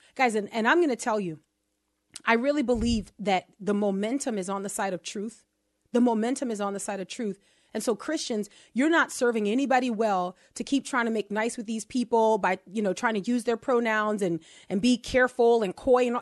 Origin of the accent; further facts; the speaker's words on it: New Orleans, Louisiana, United States; accent: New Orleans; my first language, which is New Orleans